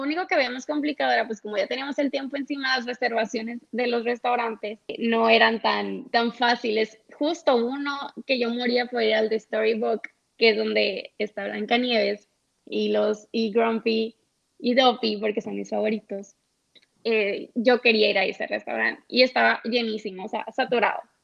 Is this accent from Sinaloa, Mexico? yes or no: yes; Los Mochis, Sinaloa, Mexico; soy de los Mochis